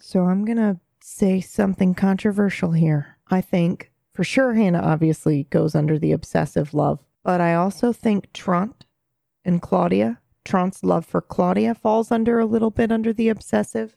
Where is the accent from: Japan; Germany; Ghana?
Japan; moved away; when I was there, growing up there